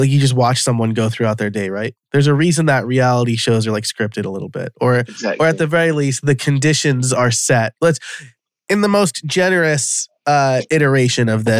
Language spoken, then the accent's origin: English; New York, United States; I'm from New York. I'm an Italian